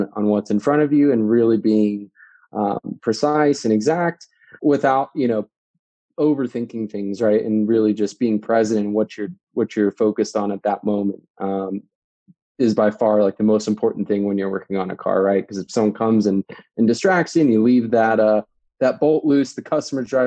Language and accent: English; DC, Virginia, United States; moved away as an adult; also born or lived in New Jersey; now in Denver, United States; originally from the East Coast, out near the DC, Virginia area. I spent about 20, 25 years in that part of the world, and then was born actually in New Jersey, just outside of New York